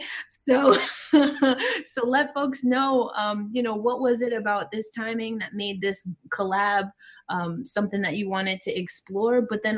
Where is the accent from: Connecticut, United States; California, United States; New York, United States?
New York, United States; And I'm from New York.